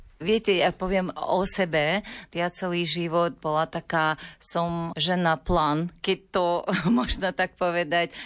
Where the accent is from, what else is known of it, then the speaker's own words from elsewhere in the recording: Ukraine; Slovak is a second language; moved away as an adult; now in Slovakia; vyrastala som zo Sovjetského zväzu